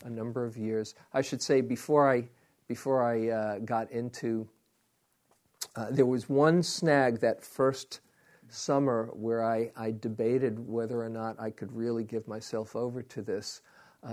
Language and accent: English; New York City, New York, United States; moved away; I was from Queens